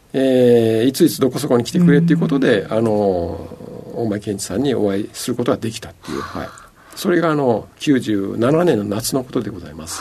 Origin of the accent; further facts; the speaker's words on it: Ehime, Japan; 愛媛県の出身でございます